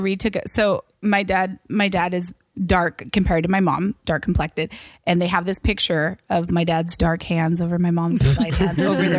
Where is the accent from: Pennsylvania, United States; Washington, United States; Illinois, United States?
Washington, United States; now in Los Angeles, United States; I'm from Washington.